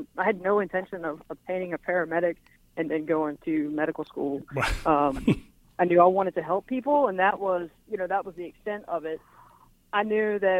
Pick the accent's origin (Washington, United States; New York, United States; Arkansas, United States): Arkansas, United States; moved away as an adult; now in Baton Rouge, United States; I was born and raised in Arkansas.